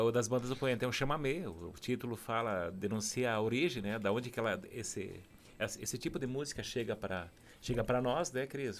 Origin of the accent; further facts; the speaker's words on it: Serra Gaúcha, Rio Grande do Sul, Brazil; sou do Rio Grande do Sul, da Serra Gaúcha